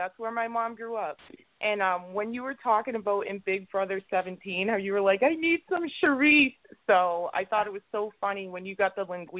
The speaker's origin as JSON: {"language": "English", "region": "Massachusetts", "country": "United States", "said": "we're from Massachusetts"}